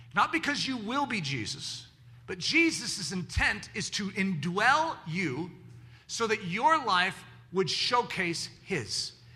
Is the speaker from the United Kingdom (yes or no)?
no; United States; I'm an American